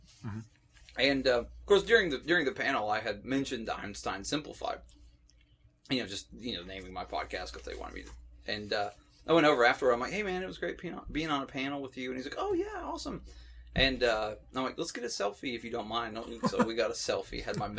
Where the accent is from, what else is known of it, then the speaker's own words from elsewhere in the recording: Knoxville, Tennessee, United States; I'm from Knoxville.